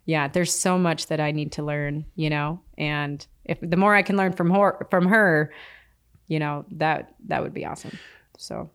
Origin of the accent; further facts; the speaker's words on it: Philipsburg, Montana, United States; I grew up in, you know, Phillipsburg, Montana, tiny little town, uh, with my grandmother